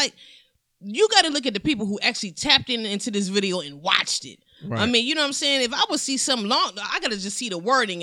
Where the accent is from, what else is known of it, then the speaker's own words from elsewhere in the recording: Cleveland, Ohio, United States; I'm from Cleveland